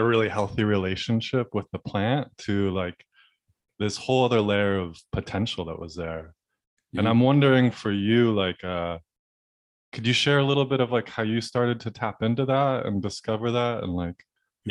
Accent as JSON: {"language": "English", "region": "Southern California", "country": "United States", "tie": "born or raised there", "said": "I grew up in Southern California"}